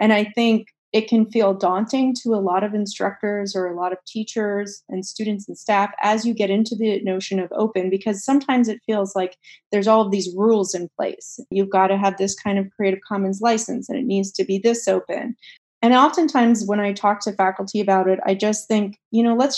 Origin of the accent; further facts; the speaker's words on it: Pakistan; also born or lived in Poland; growing up in Pakistan and growing up in Poland, I was in environments that were extremely restrictive when it came to education.